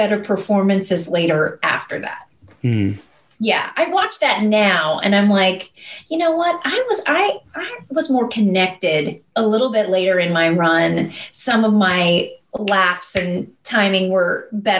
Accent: Kentucky, United States; I grew up in Kentucky

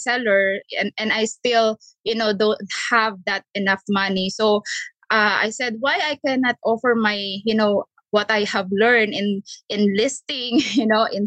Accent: Philippines; moved away as an adult; now in United States; I'm a Filipina

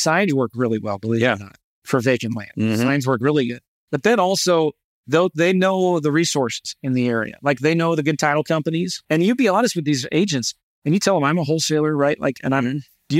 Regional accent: St. Louis, Missouri, United States; Now I'm an investor from St. Louis.

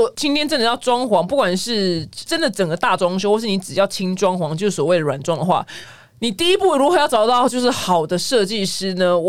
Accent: Taiwan; 所以就是我们台湾人的那个美学这件事情可以提升。

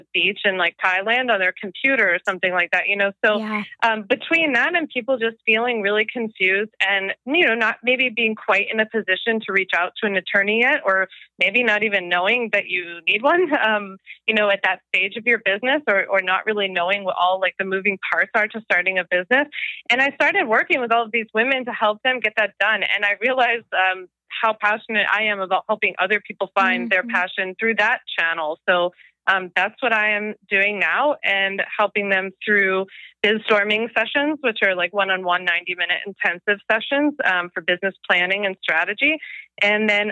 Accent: Philadelphia, Pennsylvania, United States; in my hometown in Philly

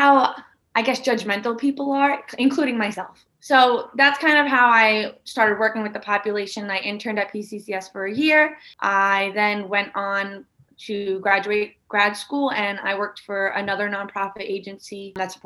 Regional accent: New York City, New York, United States; I grew up in Staten Island

